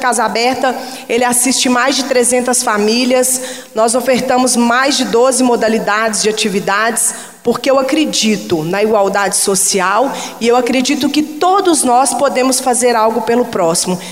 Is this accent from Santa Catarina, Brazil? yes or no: no; Contagem, Minas Gerais, Brazil; eu cresci naquele local, no Maracanã, em Contagem